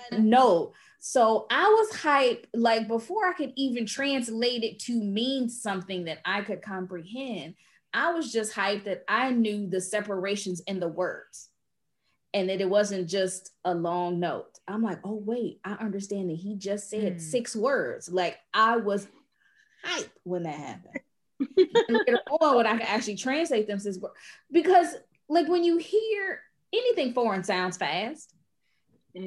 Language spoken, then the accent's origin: English; United States; now in Portugal; me being an American